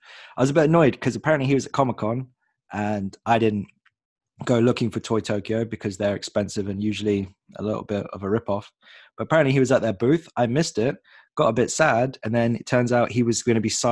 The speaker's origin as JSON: {"language": "English", "region": "England", "country": "United Kingdom", "said": "we're English."}